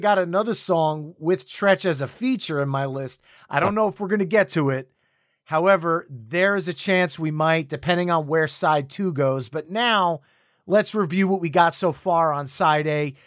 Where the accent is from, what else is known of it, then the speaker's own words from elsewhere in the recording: New Jersey, United States; We're both from New Jersey